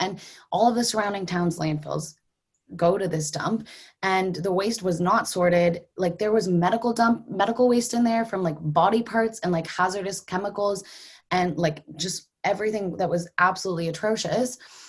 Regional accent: Halifax, Nova Scotia, Canada; I'm from Halifax. I'm from Nova Scotia.

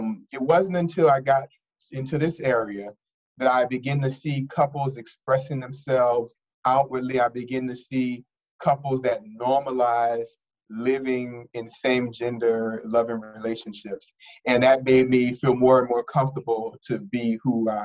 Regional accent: New Orleans, Louisiana, United States; moved away as an adult; now in Washington, D.C., United States; I'm from New Orleans, Louisiana, born and raised in the Lower Ninth Ward of New Orleans

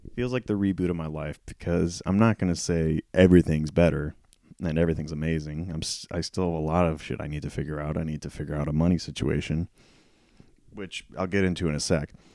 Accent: Prather, California, United States; I've lived in this town, my hometown, for so long. To give you an idea, I live in, uh, a town, close to a town called Prather, and it's about, ooh, forty-five minutes to an hour away from Fresno

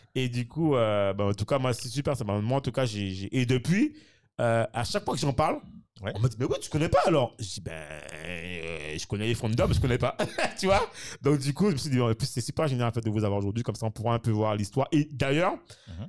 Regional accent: Morne-à-l'Eau, Guadeloupe, France; je suis de Mondalo

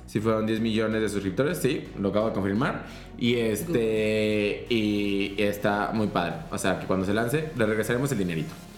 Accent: Mexico; nosotros como mexicanos

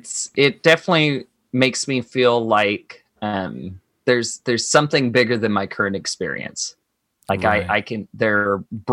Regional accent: Cebu City, Central Visayas, Philippines; moved away; I am from Cebu, Philippines. So if you took a bullseye map of the Philippines and drew one right smack dab in the middle, that's where Cebu was.

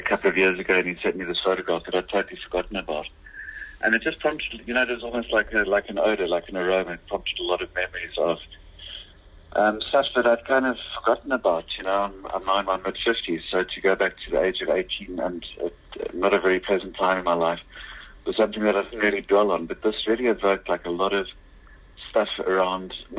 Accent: Lowveld, Mpumalanga, South Africa; the little town that I grew up near in the Lowveld.

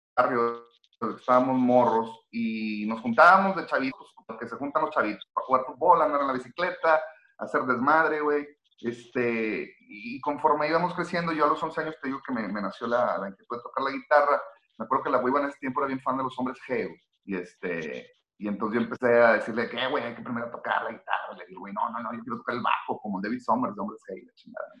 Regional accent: Monterrey, Nuevo León, Mexico; soy un tipo mexicano de la ciudad de Monterrey

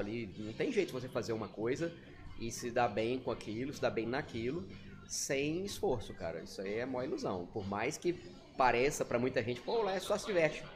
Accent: Minas Gerais, Brazil; moved away as an adult; now in Porto Velho, Brazil; Eu nasci em Minas

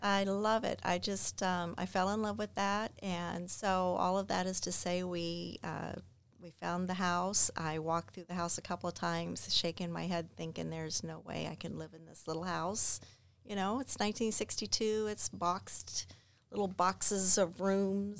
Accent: Clearwater, Florida, United States; also born or lived in Clermont, Florida / Mascotte, Florida / Largo, Florida / Indiana; I am a native of Florida

